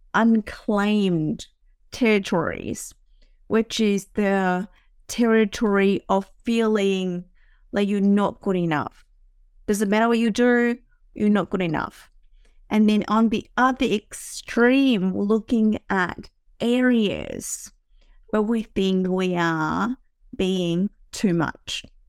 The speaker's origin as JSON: {"language": "English", "country": "Vietnam", "tie": "born or raised there", "moved": "yes", "said": "I grew up in Vietnam"}